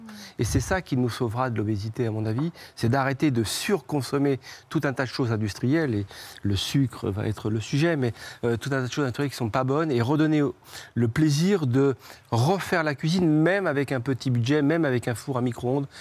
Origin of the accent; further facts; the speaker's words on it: Trouville-sur-Mer, Normandy, France; de Trouville, c'est là d'où je viens